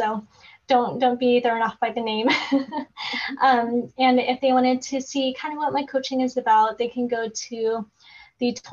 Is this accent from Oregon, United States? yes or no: yes; Oregon, United States; So I live in Oregon. So I'm from Oregon